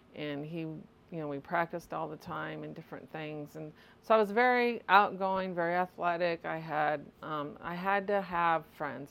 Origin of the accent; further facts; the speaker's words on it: Litchfield, Illinois, United States; I was born and raised in Litchfield, Illinois.